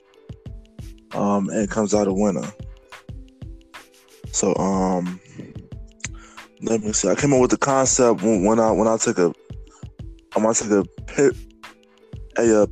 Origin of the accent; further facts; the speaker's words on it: Chicago, Illinois, United States; I am from Chicago. I'm from the South Side